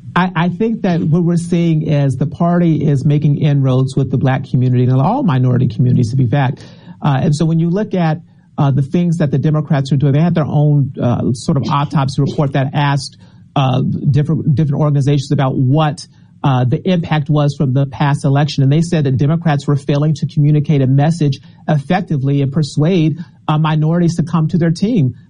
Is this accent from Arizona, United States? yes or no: yes; Arizona, United States; now in Washington, D.C., United States; When I was growing up in Arizona, we read the Arizona Republic